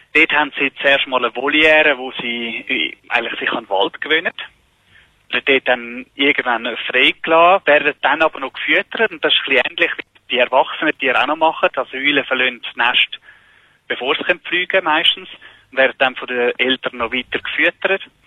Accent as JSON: {"language": "German", "country": "Switzerland", "said": "bei uns in der Schweiz"}